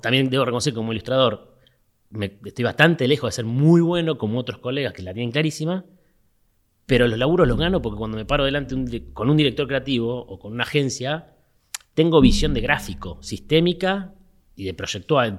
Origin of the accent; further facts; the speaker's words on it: Mar del Plata, Buenos Aires Province, Argentina; moved away; como soy de Mar del Plata, extrañaba el horizonte del mar